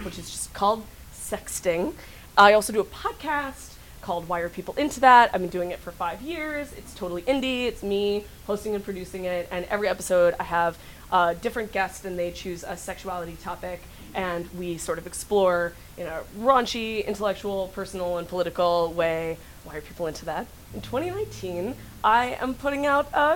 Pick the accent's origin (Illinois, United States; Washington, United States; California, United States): California, United States; Northern; now in Brooklyn, United States; I live in Brooklyn, but I'm originally from Northern California